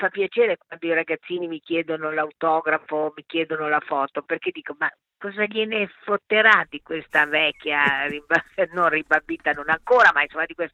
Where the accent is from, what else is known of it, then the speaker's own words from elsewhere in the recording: Bologna, Emilia-Romagna, Italy; born there; Sono nata a Bologna il 23 aprile del 41, quindi quest'anno compio 80 anni.